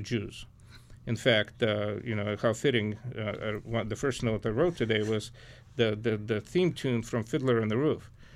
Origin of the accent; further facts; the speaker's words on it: Lviv, Lviv Oblast, Ukraine; now in Detroit, United States; I was born in Ukraine, I was born in western Ukraine, the city of Lviv.